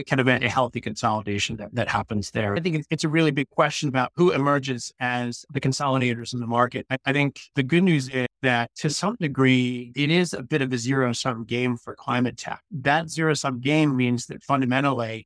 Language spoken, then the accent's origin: English; United States; moved away as an adult; also born or lived in San Francisco Bay Area, United States; now in United Kingdom; I'm an American transplant that moved over to the UK about 3 years ago. Prior to that, I spent about 22 years in the San Francisco Bay Area